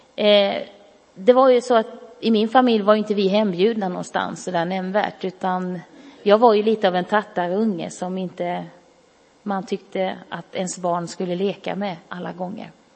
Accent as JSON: {"language": "Swedish", "town": "Karlskrona", "region": "Blekinge", "country": "Sweden", "tie": "born or raised there", "said": "jag växte upp i Karlskrona"}